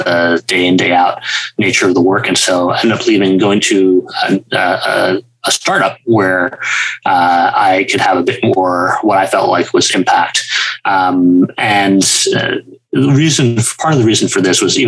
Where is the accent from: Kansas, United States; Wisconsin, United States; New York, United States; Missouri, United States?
New York, United States; Scarsdale; I grew up in Scarsdale, New York, which is a suburb north of New York City